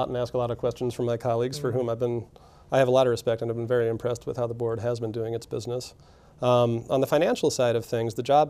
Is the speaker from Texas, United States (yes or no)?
no; outside of Pittsburgh, Pennsylvania, United States; also born or lived in Madison, Wisconsin; now in South Burlington, United States; I'm a Flatlander. I grew up outside of Pittsburgh.